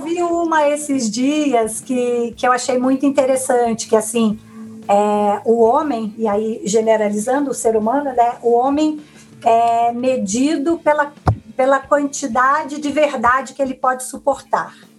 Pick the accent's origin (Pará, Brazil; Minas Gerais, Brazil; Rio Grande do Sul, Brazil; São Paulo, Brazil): Minas Gerais, Brazil; moved away; sou mineira do interior, de uma família relativamente grande